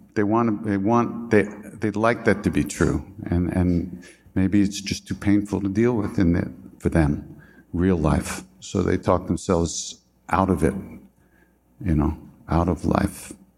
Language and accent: English; Long Island, New York, United States; I'm from Long Island